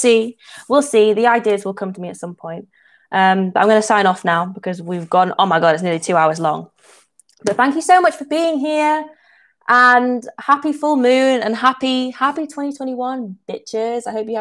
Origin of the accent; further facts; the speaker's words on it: England, United Kingdom; I'm from England.